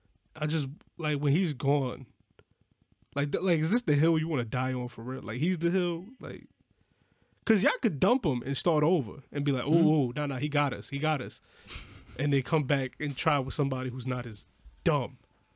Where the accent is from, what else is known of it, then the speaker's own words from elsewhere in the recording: New York, United States; I grew up in New York.